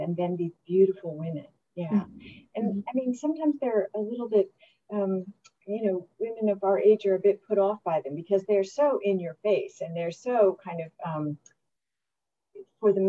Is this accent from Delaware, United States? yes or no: yes; Delaware, United States; I grew up in Delaware.